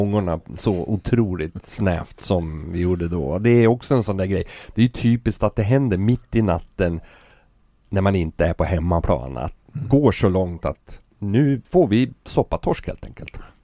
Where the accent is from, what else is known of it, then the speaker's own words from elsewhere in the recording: Sweden; vi är från Sverige